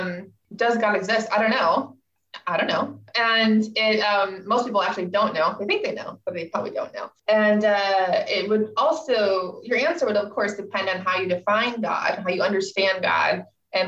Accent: Michigan, United States; moved away as an adult; also born or lived in New Jersey / Hong Kong; now in Scotland, United Kingdom; I'm originally from Michigan.

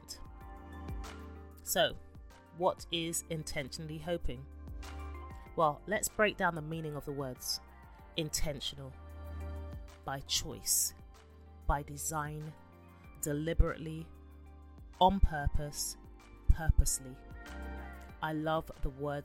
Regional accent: London, United Kingdom; born and raised in London

